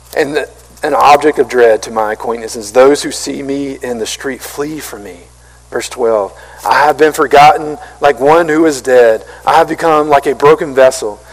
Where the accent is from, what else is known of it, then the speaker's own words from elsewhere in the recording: Marion, United States; I'm from Marion. I'm from a country, small country town